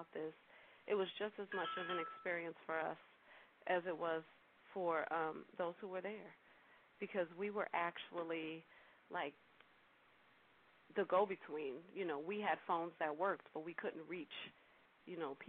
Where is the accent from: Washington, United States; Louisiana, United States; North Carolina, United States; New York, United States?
Louisiana, United States; New Orleans; accent: New Orleans twang; moved away; I was born and raised in New Orleans